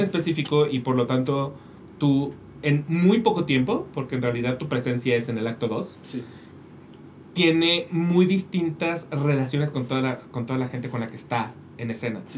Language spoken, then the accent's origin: Spanish; Mexico; como mexicanos